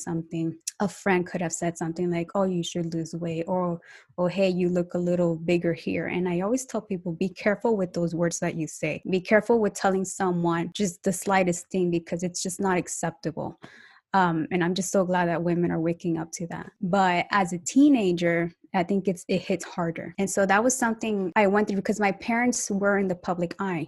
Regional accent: United States; also born or lived in Colombia; now in Atlanta, United States; was raised in the United States

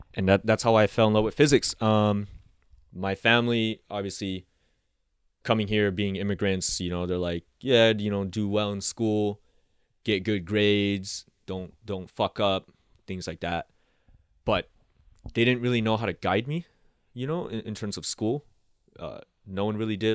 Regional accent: San Diego, California, United States; also born or lived in Laos; raised in Southeast San Diego

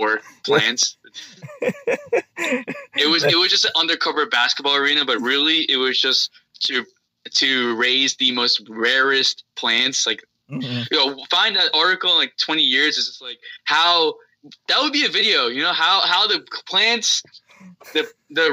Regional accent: New Jersey, United States; I grew up in New Jersey

